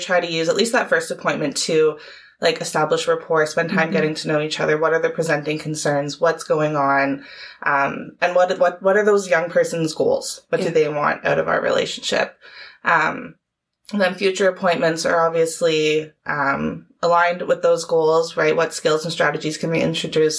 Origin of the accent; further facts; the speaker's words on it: Centre Wellington, Ontario, Canada; I have actually grown up in Center Wellington my entire life